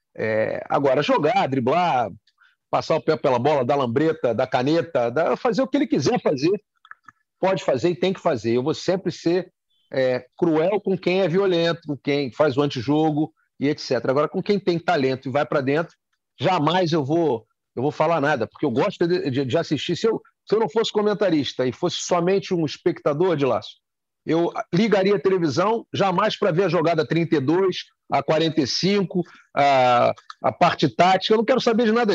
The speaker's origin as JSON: {"language": "Portuguese", "region": "Rio de Janeiro", "country": "Brazil", "said": "Eu sou carioca"}